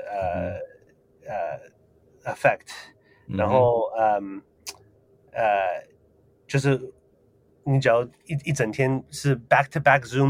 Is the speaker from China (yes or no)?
no; Taiwan; 呃，所以其实我从小住在台湾的时候就呃有想。